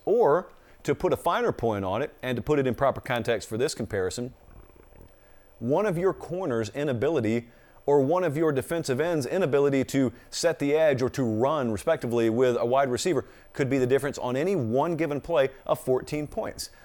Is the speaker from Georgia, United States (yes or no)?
yes; rural Georgia, United States; I grew up in the South